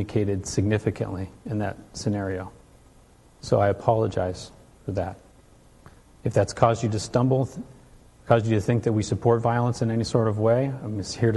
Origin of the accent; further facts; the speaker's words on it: California, United States; Where I grew up in California, Kim would come through our church